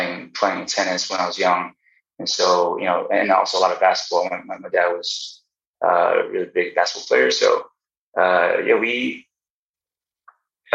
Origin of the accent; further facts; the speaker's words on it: Princeton, New Jersey, United States; also born or lived in Newark, New Jersey; I grew up in Newark, New Jersey, until like grade school, and I made my way to Princeton